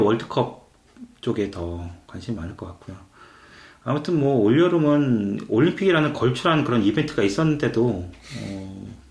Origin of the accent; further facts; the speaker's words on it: Seoul, South Korea; moved away; 저는 서울 출신이라서 수영을 못해요.